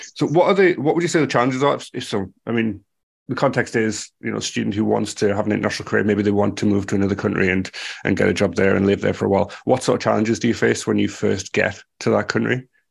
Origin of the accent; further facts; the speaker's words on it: United Kingdom; I'm speaking as a a British person